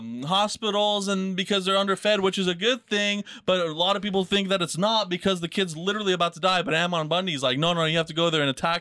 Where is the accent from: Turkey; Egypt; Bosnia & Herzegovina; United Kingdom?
Bosnia & Herzegovina; now in Boise, United States; Because I'm from Bosnia, I'm pretty much Russian.